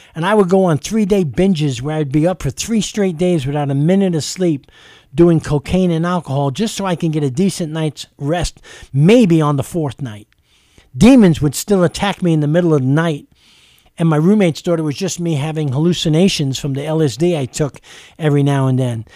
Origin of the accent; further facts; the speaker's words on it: New York City, New York, United States; as a young child growing up in East Harlem, New York City